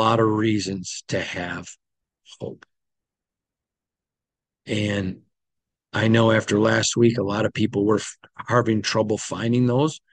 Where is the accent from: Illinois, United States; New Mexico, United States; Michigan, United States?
Michigan, United States; when I was growing up as a little boy in Michigan